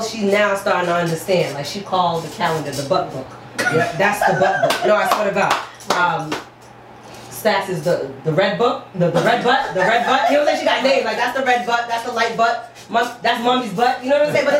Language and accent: English; Boston, Massachusetts, United States; accent: New York; now in Atlanta, United States; I live in Atlanta. I'm from Boston